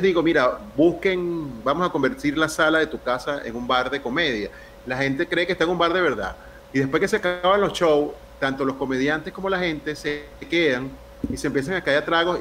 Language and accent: Spanish; Venezuela; now in Panama; como venezolanos